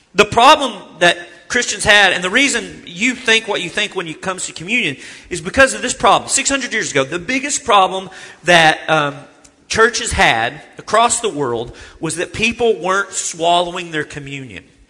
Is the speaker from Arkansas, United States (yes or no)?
yes; Arkansas, United States; I'm from Arkansas